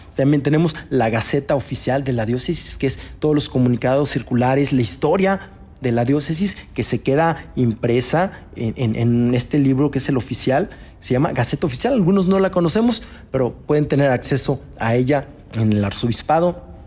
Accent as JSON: {"language": "Spanish", "town": "Río Verde", "region": "San Luis Potosí", "country": "Mexico", "said": "yo soy de Río Verde, hay muchos, muchos paisanos que están en Estados Unidos"}